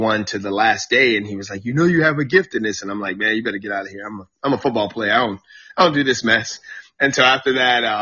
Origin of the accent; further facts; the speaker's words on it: Suffolk, Virginia, United States; now in Washington, D.C. area, United States; I grew up in a little small city down by Virginia Beach called Suffolk, Virginia